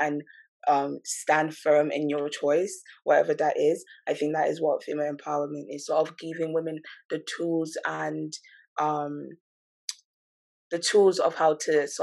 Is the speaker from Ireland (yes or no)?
no; Calgary, Alberta, Canada; moved away as an adult; now in London, Ontario, Canada; I'm from Calgary as well